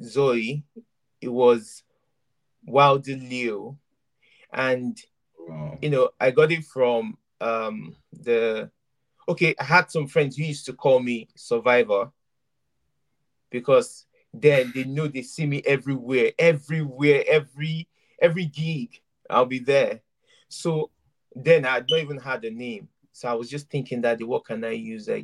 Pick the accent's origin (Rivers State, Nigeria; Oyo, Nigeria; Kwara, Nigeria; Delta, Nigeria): Oyo, Nigeria; Ibadan; moved away as an adult; also born or lived in Idori, Ondo State / Sokoto / Lagos; I'm an Ondo boy. And I grew up in Ibadan, Oyo State